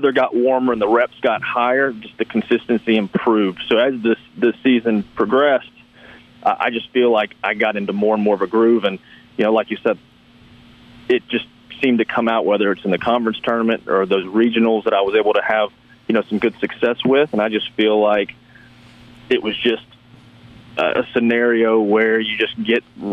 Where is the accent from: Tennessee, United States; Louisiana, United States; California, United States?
Tennessee, United States; Memphis; I grew up in Memphis